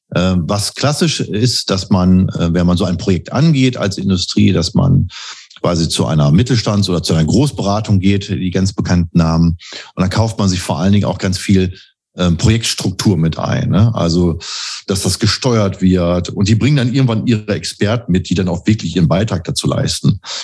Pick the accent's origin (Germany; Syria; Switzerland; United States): Germany; Bielefeld, North Rhine-Westphalia; moved away; gebürtiger Bielefeld und lebe auch wieder hier.